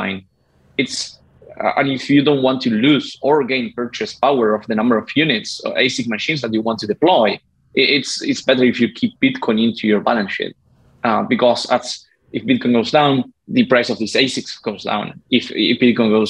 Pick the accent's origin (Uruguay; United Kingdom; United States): Uruguay; I'm from Uruguay.